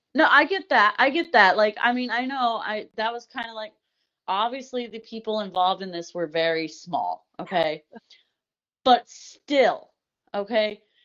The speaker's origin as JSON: {"language": "English", "region": "Indiana", "country": "United States", "said": "I'm from Indiana"}